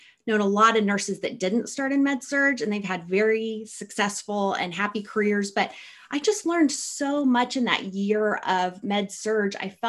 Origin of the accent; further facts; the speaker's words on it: Midwest, United States; I came from the Midwest, so coming to Seattle, where everything was green all year round, was very exciting